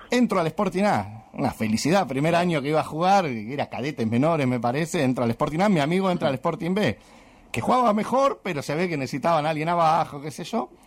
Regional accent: Arrecifes, Buenos Aires Province, Argentina; born there; yo soy nacido en Arrecifes

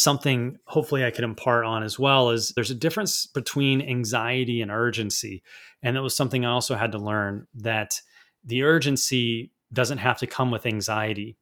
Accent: United States; also born or lived in Vancouver, Canada; as an American trying to go to an international private school

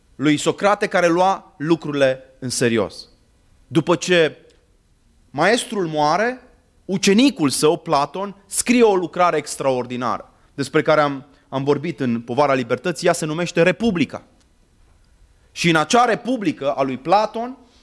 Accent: Arad, Arad County, Romania; moved away; also born or lived in Târnova / Cluj-Napoca / London; am copilărit la Arad

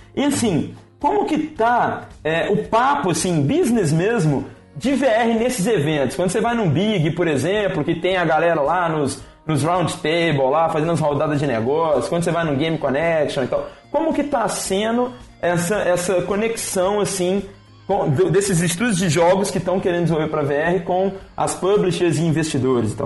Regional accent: Belo Horizonte, Minas Gerais, Brazil; moved away as an adult; now in São Paulo, Brazil; sou mineiro, né? Sou de, de Belo Horizonte

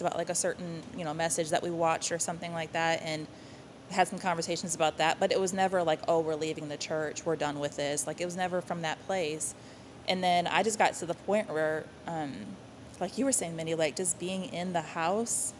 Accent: Wisconsin, United States; moved away as an adult; now in Texas, United States; I'm from Wisconsin originally.

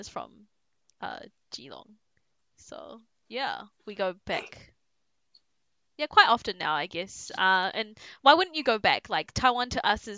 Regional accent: New Zealand; I grew up in New Zealand.

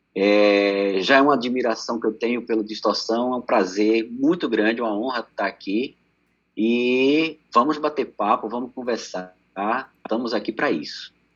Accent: Pernambuco, Brazil; also born or lived in Recife; eu morava em Recife, eu sou pernambucano

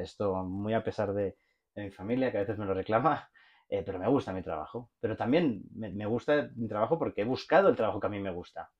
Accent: Barcelona, Catalonia, Spain; moved away; also born or lived in Mexico; por mi acento se debe de notar, soy eh, soy de Barcelona

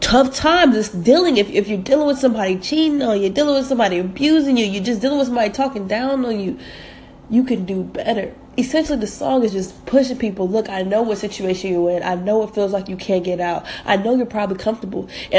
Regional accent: Atlanta, Georgia, United States; also born or lived in North Carolina / Jamaica; I was born in North Carolina, raised in Atlanta, but every summer we would go spend our summers with my grandma in Jamaica.

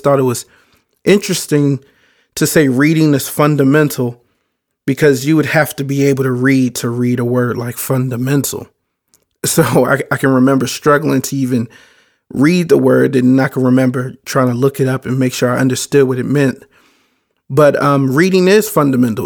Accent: Baltimore, Maryland, United States; I grew up in Baltimore.

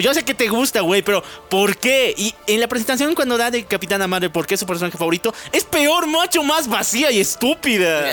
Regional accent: Bolivia; Somos de Bolivia

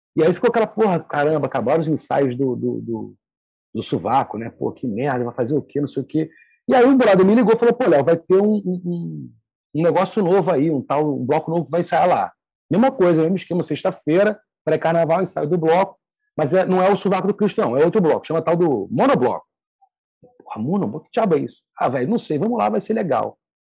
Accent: Rio de Janeiro, Brazil; eu sou do Rio

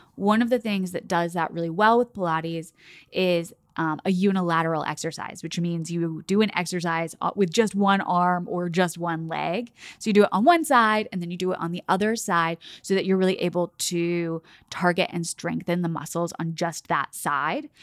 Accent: Oklahoma City, Oklahoma, United States; So I grew up in Oklahoma City, and I grew up dancing there

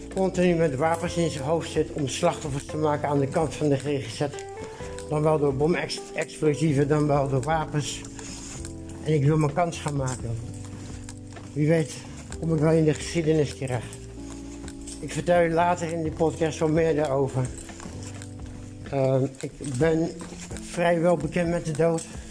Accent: Netherlands; Van het woonwagenkamp waar ik geboren ben, waar Bets Tracé, de gevaarlijkste man van Nederland, ook is opgegroeid

